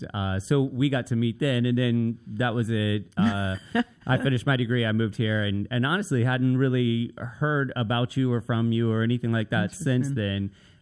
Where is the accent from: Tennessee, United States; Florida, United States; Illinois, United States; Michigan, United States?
Tennessee, United States; Nashville; We started moving all the time, which is why I end up in Virginia Beach from Nashville. I'm originally from Nashville, right?